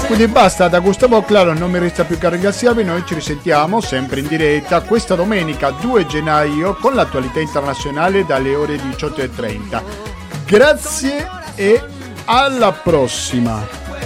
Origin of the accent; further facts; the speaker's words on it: Argentina; moved away; sin da piccola, in Argentina